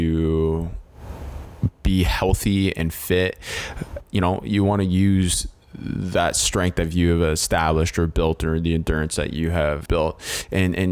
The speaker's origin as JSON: {"language": "English", "town": "Hamilton", "region": "Ontario", "country": "Canada", "tie": "born or raised there", "said": "born and raised in Hamilton, Ontario"}